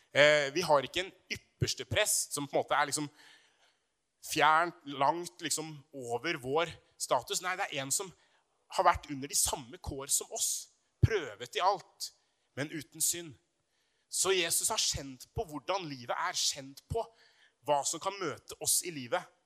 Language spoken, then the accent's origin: Norwegian; Brumunddal, Innlandet, Norway; på videregående i Brumunddal. Eh, langt oppe i Hedmarken, der jeg vokste opp.